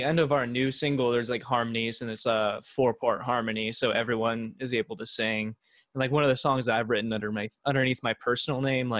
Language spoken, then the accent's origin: English; Cincinnati, Ohio, United States; are both from Cincinnati, as we like said, like we did like School of Rock and everything. Well, Gabe actually lives about 25 minutes north of me in Mason, but I live in kind of closer to Cincinnati, I would say